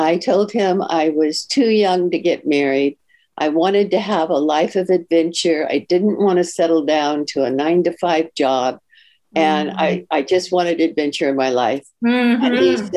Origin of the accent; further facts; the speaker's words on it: Palo Alto, California, United States; moved away as an adult; now in Florida, United States; I was raised in a very conservative family, and I'm from Palo Alto, California